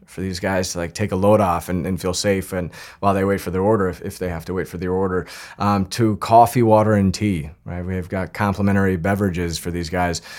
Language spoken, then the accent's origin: English; Northern Colorado, United States; now in New York City, United States; I grew up in Northern Colorado